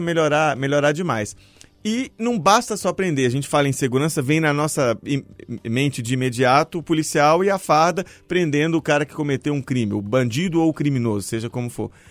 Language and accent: Portuguese; Mariana, Minas Gerais, Brazil; now in Belo Horizonte, Brazil; eu sou de Mariana